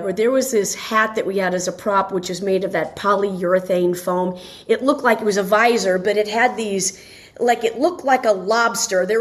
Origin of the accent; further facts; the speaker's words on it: Dayton, Ohio, United States; moved away as an adult; now in Los Angeles, United States; I'm from Dayton, Ohio, and I worked at WING Radio